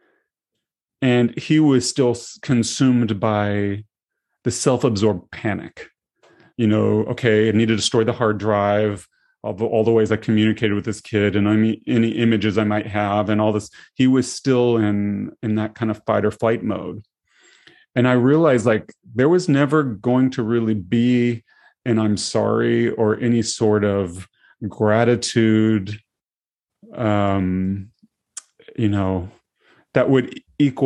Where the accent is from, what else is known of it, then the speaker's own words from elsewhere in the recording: Tennessee, United States; moved away as an adult; now in Seattle, United States; I grew up in Tennessee